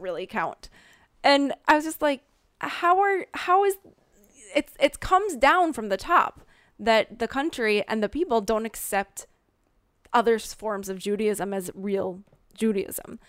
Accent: Minnesota, United States; accent: Minnesota; moved away as an adult; now in Israel; I grew up in the Midwest

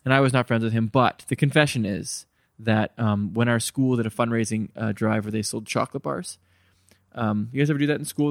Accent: Terrace, British Columbia, Canada; moved away; I grew up in Terrace, B C

